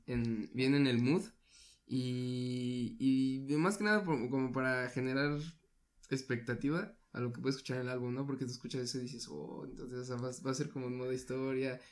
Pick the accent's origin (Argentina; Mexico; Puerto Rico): Mexico; nosotros como mexicanos